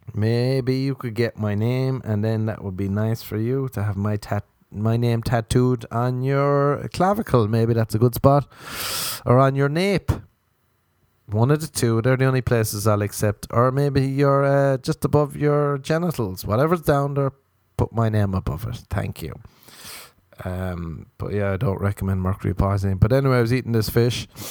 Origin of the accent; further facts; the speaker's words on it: Ireland; I'm Irish